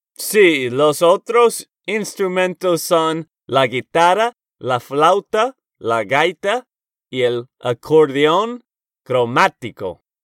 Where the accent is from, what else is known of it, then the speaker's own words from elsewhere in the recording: Texas, United States; de Texas, Estados Unidos